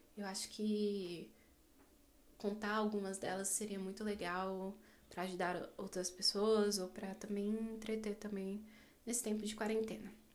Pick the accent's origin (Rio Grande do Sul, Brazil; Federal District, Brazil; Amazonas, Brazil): Federal District, Brazil; Brasília; sou brasileira, moro e nasci no Distrito Federal, aqui no quadradinho do Centro-Oeste brasileiro